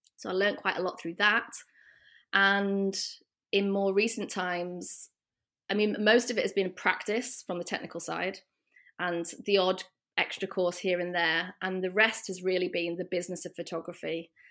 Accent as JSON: {"language": "English", "region": "the north of England", "country": "United Kingdom", "also_born_or_lived": "London", "accent": "British", "moved": "yes", "lives_now": "Rotterdam, Netherlands", "said": "As you might be able to tell from my accent, I am British. I'm from the north of England originally and came over to Rotterdam one year ago, more or less exactly, uh, from London."}